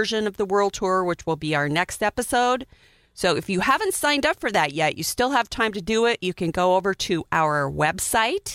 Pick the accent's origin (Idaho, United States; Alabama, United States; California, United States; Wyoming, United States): Wyoming, United States; now in Oklahoma, United States; I grew up in Wyoming, Cowboy Central